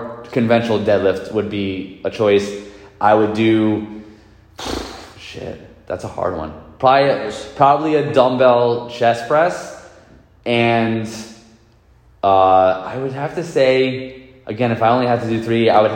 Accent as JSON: {"language": "English", "town": "New York City", "region": "New York", "country": "United States", "tie": "born or raised there", "said": "I'm from Queens, New York. That's where I grew up"}